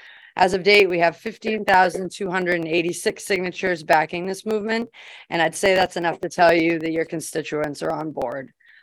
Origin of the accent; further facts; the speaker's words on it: Brewer, Maine, United States; I grew up and currently live in Brewer.